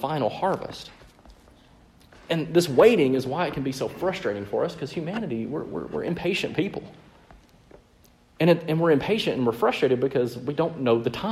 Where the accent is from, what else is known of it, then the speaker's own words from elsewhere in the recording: Mississippi, United States; my years of growing up in the Bible Belt in the very deep South, right? So in Mississippi.